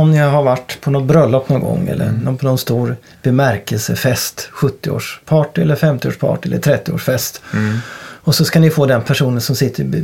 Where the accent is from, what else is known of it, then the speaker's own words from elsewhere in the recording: Åtvidaberg, Östergötland, Sweden; då kommer jag ju då från Åtvidaberg